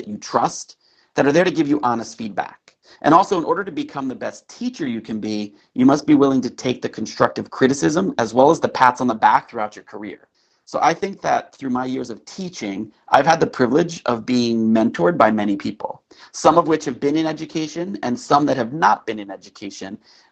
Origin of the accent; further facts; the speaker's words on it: New Jersey, United States; I'm from New Jersey